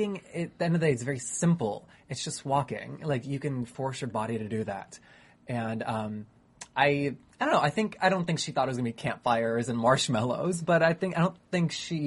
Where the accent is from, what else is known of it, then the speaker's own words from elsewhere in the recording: North Carolina, United States; I'm from North Carolina.